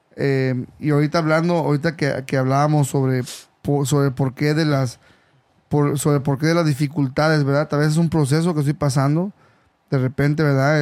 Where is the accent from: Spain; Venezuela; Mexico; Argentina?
Mexico; now in California, United States; yo soy originario de México